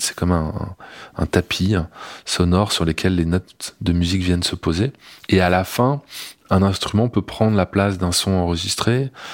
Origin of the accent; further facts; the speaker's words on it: Grenoble, Auvergne-Rhône-Alpes, France; je suis né à Grenoble, hein, euh, dans les montagnes